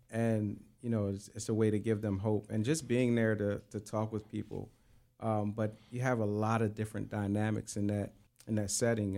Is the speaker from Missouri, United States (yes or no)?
no; Coatesville, Pennsylvania, United States; also born or lived in Lancaster, Pennsylvania; I was born and raised in Coatesville, Pennsylvania, but uh, I uh, spent most of my life and my adulthood in Lancaster